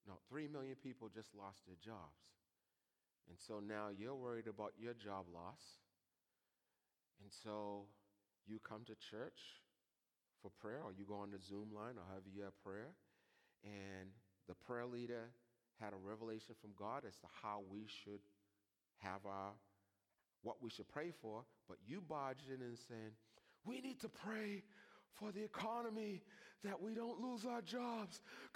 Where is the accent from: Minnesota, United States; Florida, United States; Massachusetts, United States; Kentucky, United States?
Massachusetts, United States; I am from Massachusetts.